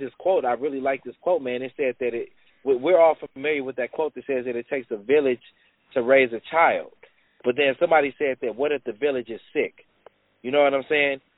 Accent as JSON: {"language": "English", "town": "Los Angeles", "region": "California", "country": "United States", "tie": "born or raised there", "said": "I grew up in South Central Los Angeles"}